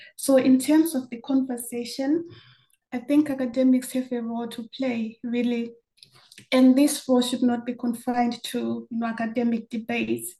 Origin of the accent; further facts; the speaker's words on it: Zimbabwe; moved away as an adult; also born or lived in Germany; growing up in Zimbabwe